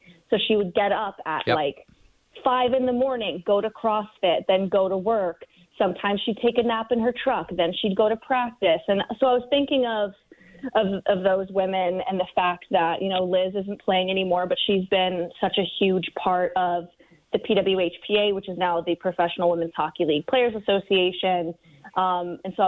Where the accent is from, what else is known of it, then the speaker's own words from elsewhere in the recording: Canada; as a Canadian